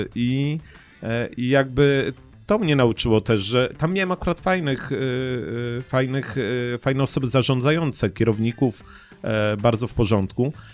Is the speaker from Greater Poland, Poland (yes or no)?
yes; Poznań, Greater Poland, Poland; jestem poznaniakiem